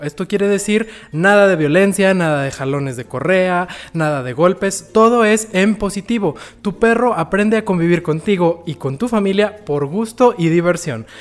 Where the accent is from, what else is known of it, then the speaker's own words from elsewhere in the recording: Chihuahua, Mexico; moved away; yo soy de Chihuahua y allá en Chihuahua pues todos tenemos calefacción